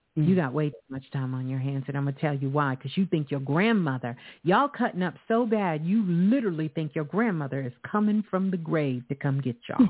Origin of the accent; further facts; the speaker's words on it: New York City, New York, United States; Brooklyn, my home